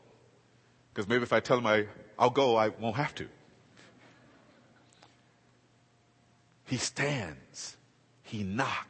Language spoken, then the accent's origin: English; Los Angeles, California, United States; I grew up in South Central LA.